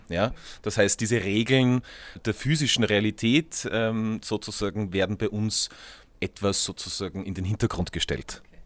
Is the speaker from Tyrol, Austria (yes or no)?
yes; Tyrol, Austria; in unserem kleinen Ort in Tirol, wo ich aufgewachsen bin